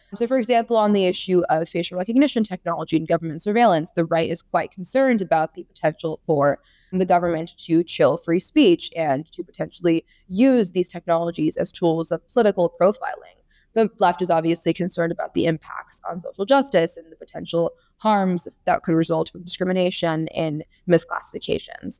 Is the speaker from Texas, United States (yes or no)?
no; California, United States; my home state of California